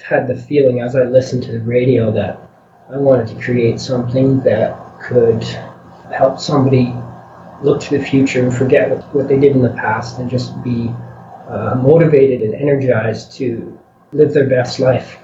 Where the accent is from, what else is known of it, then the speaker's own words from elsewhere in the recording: a little town west of Edmonton, Alberta, Canada; we live west of Edmonton, but we work in the city often